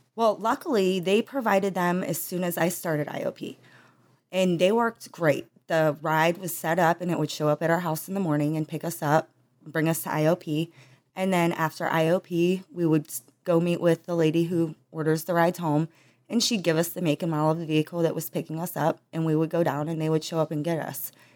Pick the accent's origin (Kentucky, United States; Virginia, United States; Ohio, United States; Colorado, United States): Ohio, United States; Trumbull County; I was born in Trumbull County, Ohio